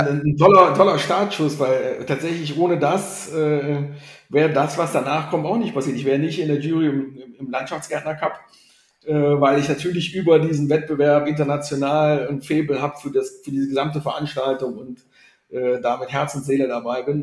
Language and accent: German; Grevenbroich, North Rhine-Westphalia, Germany; also born or lived in Rhein-Kreis Neuss; now in Cologne, Germany; ich komme gebürtig aus Griffenbruch